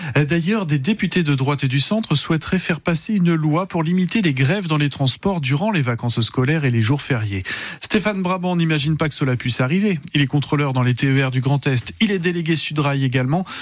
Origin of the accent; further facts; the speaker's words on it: Moselle, Grand Est, France; chez nous en Moselle